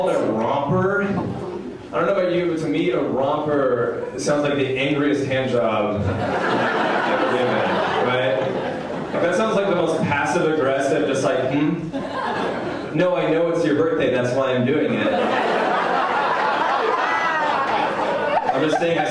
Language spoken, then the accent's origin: English; West Coast, United States; I'm from the West Coast